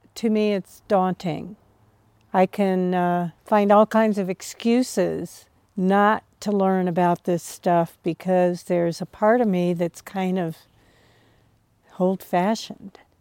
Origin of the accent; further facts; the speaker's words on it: Cincinnati, Ohio, United States; I grew up in Cincinnati in the suburbs